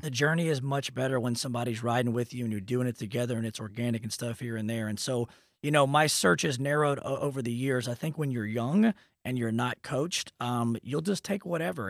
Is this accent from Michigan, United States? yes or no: no; Dallas, Texas, United States; also born or lived in Lubbock, Texas; I'm from Dallas